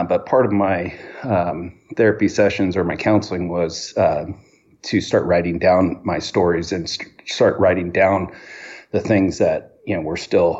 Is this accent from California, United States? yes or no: yes; Hawthorne, California, United States; I was born in Hawthorne, California, and to my mother and father